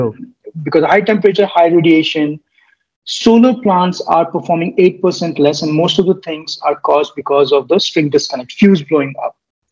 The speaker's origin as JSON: {"language": "English", "region": "Delhi", "country": "India", "tie": "born or raised there", "also_born_or_lived": "Bihar", "said": "brought up in Delhi. My father was in still is in Indian Air Force, moved quite a lot. And originally I'm from Bihar."}